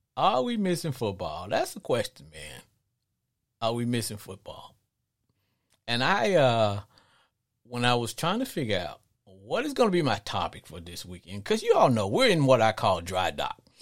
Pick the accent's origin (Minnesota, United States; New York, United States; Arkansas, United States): Arkansas, United States; growing up in Arkansas